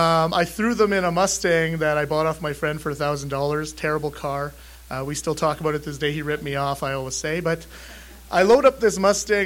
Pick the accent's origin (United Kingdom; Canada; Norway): Canada; northern Saskatchewan; moved away as an adult; also born or lived in Regina / Lethbridge; I'm Métis from Saskatchewan. From northern Saskatchewan